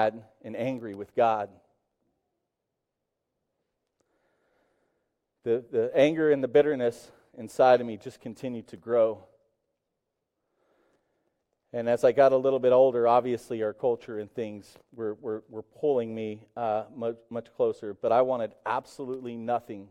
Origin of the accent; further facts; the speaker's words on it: Tulsa, Oklahoma, United States; I grew up in Tulsa, Oklahoma